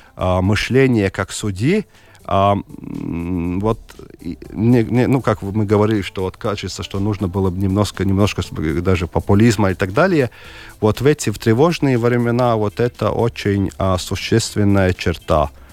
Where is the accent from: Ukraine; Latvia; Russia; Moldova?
Latvia; Daugavpils, Latgale; also born or lived in Selonia / Ilūkste; Я родился в Даугупилсе